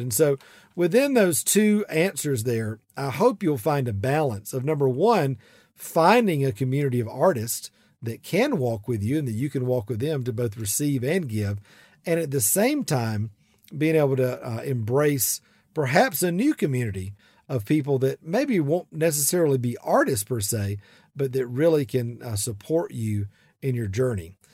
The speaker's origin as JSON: {"language": "English", "region": "South Georgia", "country": "United States", "accent": "big southern accent", "said": "I'm from South Georgia"}